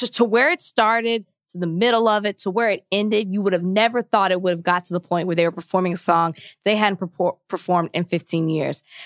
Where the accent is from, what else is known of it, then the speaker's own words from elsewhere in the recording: Texas, United States; moved away; my home state of Texas